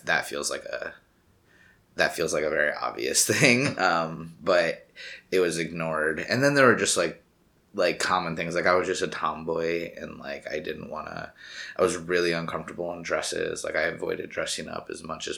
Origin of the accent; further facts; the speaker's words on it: Buffalo, New York, United States; also born or lived in Conroe, Texas; now in New York City, United States; By, like, I think four-ish, we had moved up to New York State, outside of Buffalo area in the country